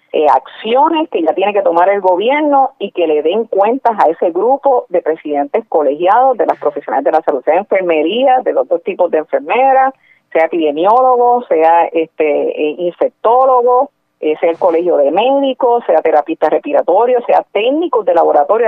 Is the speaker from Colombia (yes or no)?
no; Puerto Rico; somos puertorriqueños y puertorriqueñas